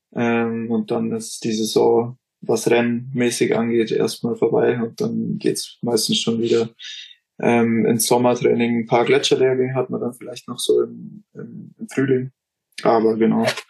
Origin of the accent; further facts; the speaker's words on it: Neumarkt, Bavaria, Germany; Neumarkt, da wo ich herkomme